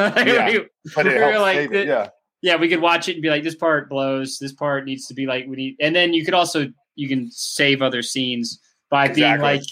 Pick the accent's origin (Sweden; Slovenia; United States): United States; Atlanta, Georgia; We're all from Atlanta